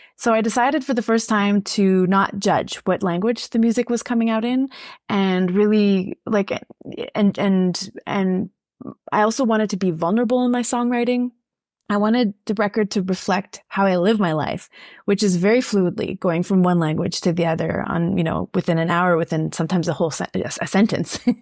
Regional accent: Saskatchewan, Canada; I'm francophone, but I grew up in Saskatchewan

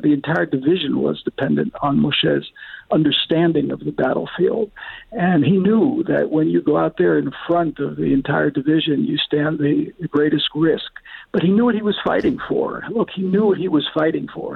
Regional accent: Scranton, Pennsylvania, United States; now in Israel; I was born and bred in Scranton, Pennsylvania. I come from President Biden's hometown

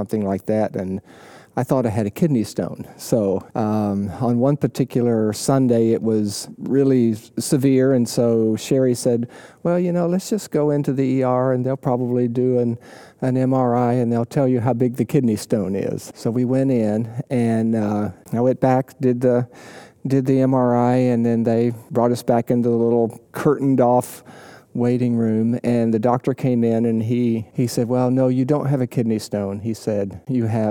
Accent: United States; also born or lived in Southwest Virginia; now in Naples, United States; I grew up in East Tennessee, Southwest Virginia

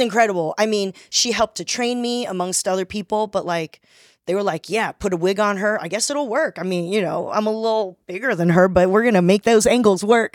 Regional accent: Torrance, California, United States; also born or lived in Taiwan / Rosemead; I grew up in Torrance

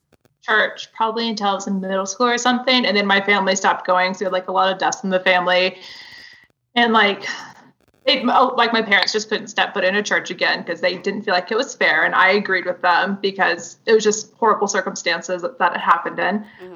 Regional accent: Texas, United States; when I finally got to college and like was able to leave like my hometown and go to another Bible Belt town in the middle of nowhere in Texas

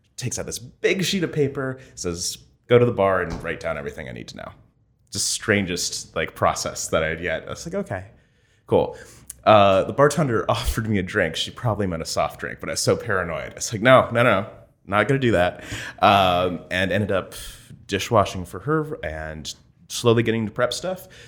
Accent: Vienna, Ohio, United States; moved away as an adult; also born or lived in Columbus, Ohio; I came to Ohio State from Vienna, Ohio. It's a rural, Rust Belt town.

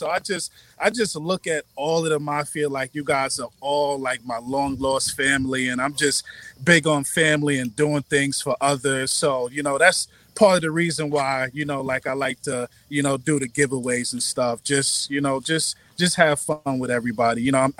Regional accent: New York, United States; moved away as an adult; now in Charlotte, United States; I live in Charlotte, North Carolina. I'm from New York, but I moved to Charlotte about 6 years ago.

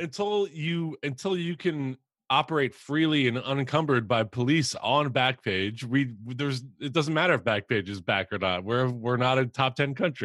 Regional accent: Philadelphia, Pennsylvania, United States; I'm from Philly

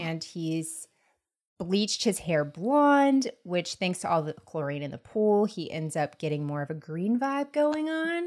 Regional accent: Tallahassee, Florida, United States; I'm from Tallahassee in Florida State

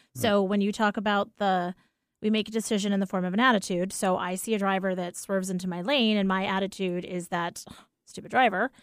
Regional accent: New York, United States; I'm a New Yorker.

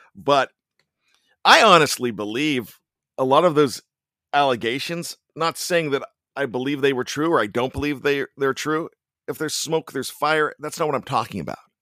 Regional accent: Johnstown, Pennsylvania, United States; born or raised there

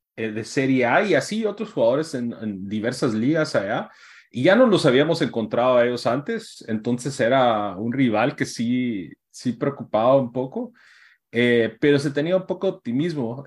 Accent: Guatemala; somos de Guate

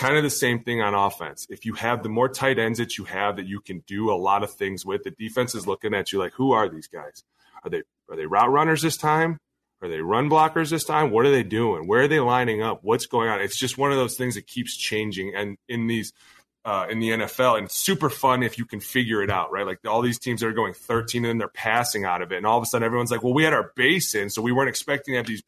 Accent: Cleveland, Ohio, United States; now in Minnesota, United States; I'm from Cleveland.

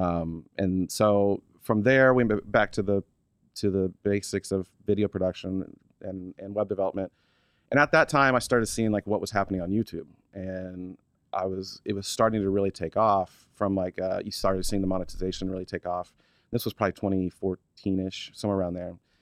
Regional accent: Oklahoma City, Oklahoma, United States; moved away as an adult; also born or lived in Stillwater, Oklahoma; I was born in Oklahoma City, Oklahoma. Born and raised there till, let's see, when I moved here, so three years ago

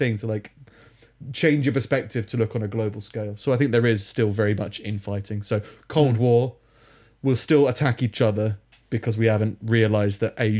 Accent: Minnesota, United States; I'm from Minnesota.

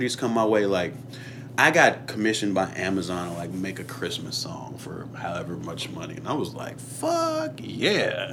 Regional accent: Chicago, Illinois, United States; moved away; growing up in Chicago

